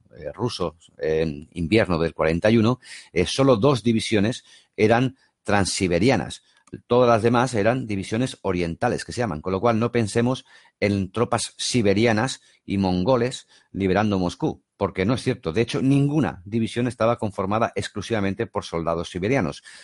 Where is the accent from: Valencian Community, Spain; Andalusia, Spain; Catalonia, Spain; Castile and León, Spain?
Catalonia, Spain; Barcelona; yo soy de Barcelona